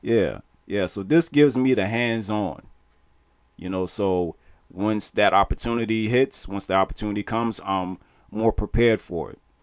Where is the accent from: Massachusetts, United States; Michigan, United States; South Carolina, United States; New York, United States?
South Carolina, United States; Charleston; we're from Charleston.